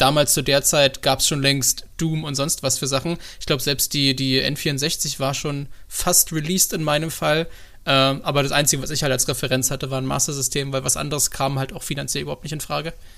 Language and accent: German; Brandenburg, Germany; ich bin ja in Brandenburg geboren